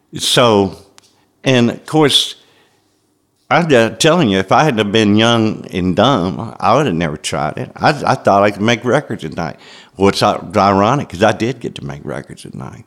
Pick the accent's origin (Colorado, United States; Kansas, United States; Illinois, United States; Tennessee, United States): Tennessee, United States; Memphis; growing up in Memphis in the 50s and 60s